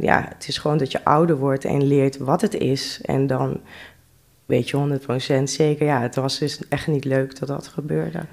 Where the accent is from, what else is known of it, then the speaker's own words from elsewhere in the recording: Drenthe, Netherlands; also born or lived in Amsterdam / Rotterdam; Ik ben vroeger in Amsterdam geboren. Ja. Maar ik ben al van een hele jonge leeftijd naar Drenthe toe verhuisd.